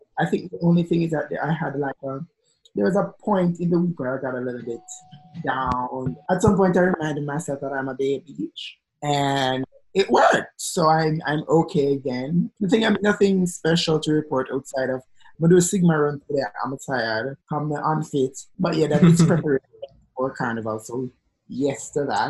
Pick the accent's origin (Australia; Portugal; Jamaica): Jamaica; moved away; Jamaican queens